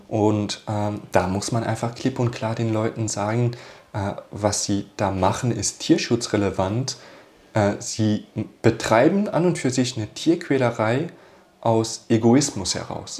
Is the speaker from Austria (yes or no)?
yes; Austria; bei uns in Österreich